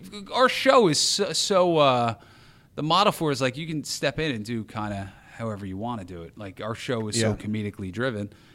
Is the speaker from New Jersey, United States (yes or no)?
yes; New Jersey, United States; moved away as an adult; also born or lived in Wisconsin; now in Chicago, United States; I grew up in New Jersey, so New York was our city out there